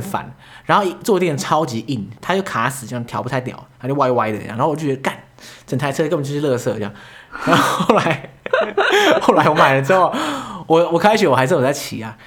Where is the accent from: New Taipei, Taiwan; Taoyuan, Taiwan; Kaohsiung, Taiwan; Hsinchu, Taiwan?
New Taipei, Taiwan; Yonghe; 我老家住在永和嘛